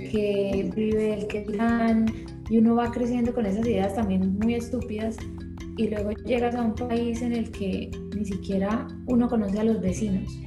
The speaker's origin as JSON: {"language": "Spanish", "town": "Bucaramanga", "region": "Santander", "country": "Colombia", "said": "y más pues de que venimos de Bucaramanga, que es una ciudad completamente opuesta"}